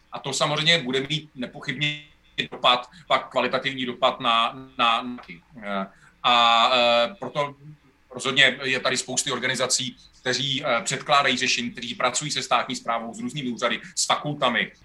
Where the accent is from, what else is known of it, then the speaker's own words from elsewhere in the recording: Most, Ústí nad Labem Region, Czechia; já jsem z Mostu, ze severu Čech